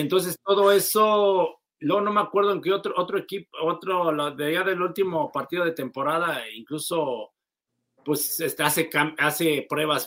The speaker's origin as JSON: {"language": "Spanish", "country": "Mexico", "said": "uno como mexicano"}